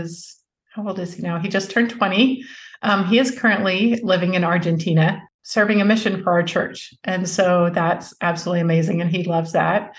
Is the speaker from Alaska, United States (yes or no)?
yes; Alaska, United States; also born or lived in Utah / California; now in Dallas, United States; I'm from Alaska, but we raised our children mainly in Utah and California